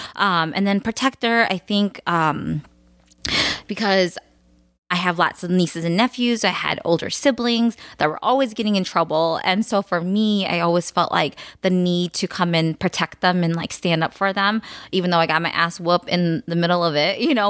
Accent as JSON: {"language": "English", "country": "United States", "tie": "born or raised there", "first_language": "Khmer", "second_language": "English"}